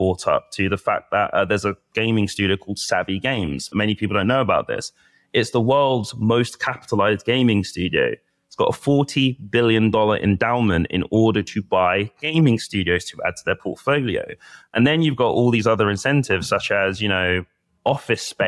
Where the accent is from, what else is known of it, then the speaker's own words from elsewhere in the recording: Bedfordshire, East of England, United Kingdom; moved away as an adult; also born or lived in London; now in Abu Dhabi, United Arab Emirates; I grew up in London and Bedfordshire. So spent a large part of my childhood growing up in Bedfordshire.